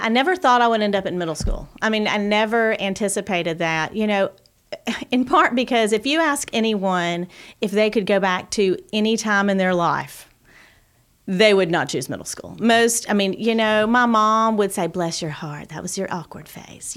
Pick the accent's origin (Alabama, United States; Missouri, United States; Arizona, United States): Alabama, United States; Gadsden; also born or lived in Auburn / Gwinnett; growing up in Gadsden and then going to Auburn